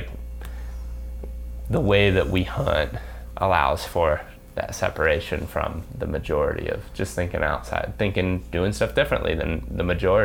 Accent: Ohio, United States; I was born in Ohio

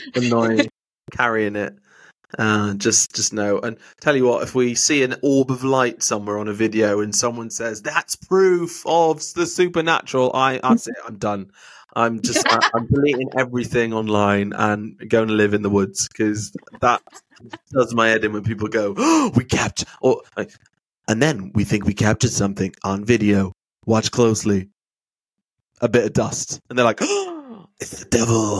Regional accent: Wales, United Kingdom; moved away; also born or lived in Pembrokeshire; growing up in Wales

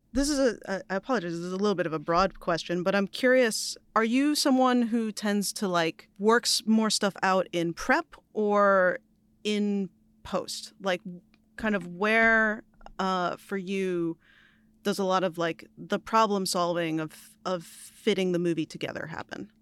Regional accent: New York, United States; As a New Yorker

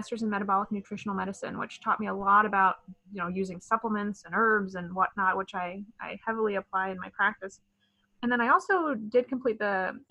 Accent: Midwest, United States; I was born and raised in the Midwest

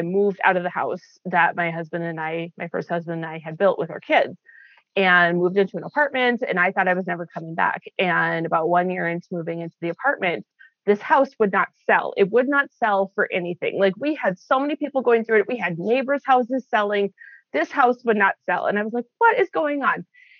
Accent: Midwest, United States; I've narrowed it down to I grew up in the Midwest. That's the easiest way to explain it is I grew up in the Midwest. We were all over, but Midwest has been home.

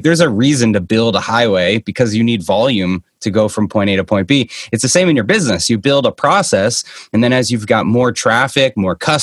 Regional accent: Boston, Massachusetts, United States; now in Scottsdale, Arizona, United States; I'm originally from the Boston area, kind of where I am right now

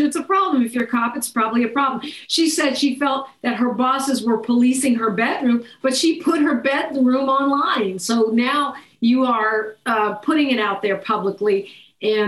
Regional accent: San Francisco, California, United States; now in Southern California, United States; I'm from San Francisco, and I felt it when I came to Southern California

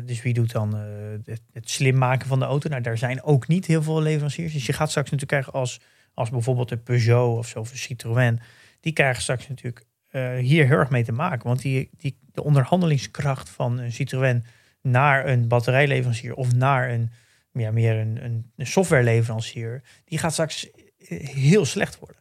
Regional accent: Netherlands; wij natuurlijk als Nederlanders

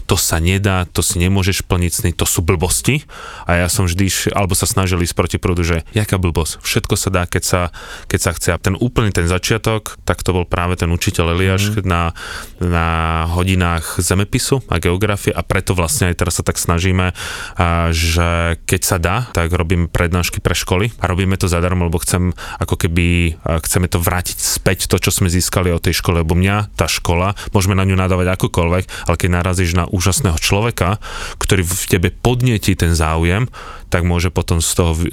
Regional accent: Bohemia, Czechia; born there; Ale tak ako, narodil som sa v Čechách

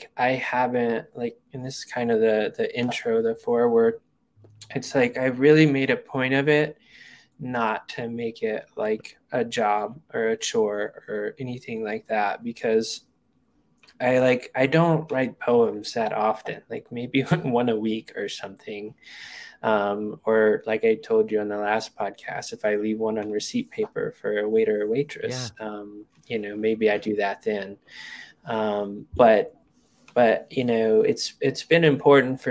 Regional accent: Hot Springs, Arkansas, United States; moved away as an adult; also born or lived in Washington, D.C.; now in Colorado, United States; I went back to Hot Springs

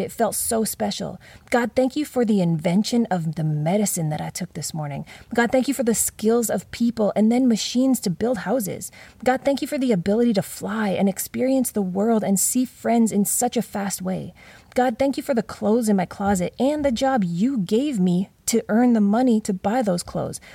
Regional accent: Canada; moved away; Growing up in Canada

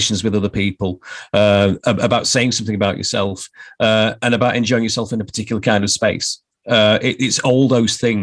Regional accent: Barnsley, Yorkshire and the Humber, United Kingdom; the beer that represents my hometown

